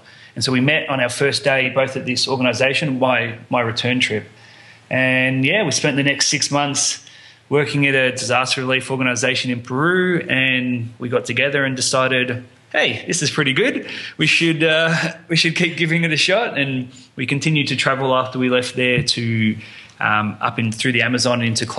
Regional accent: Melbourne, Victoria, Australia; moved away; I'm from Melbourne, Australia.

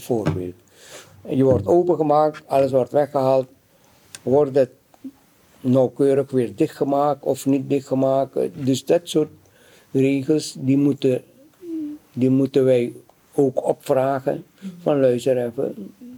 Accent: Suriname; now in Netherlands; Ik kom uit Suriname

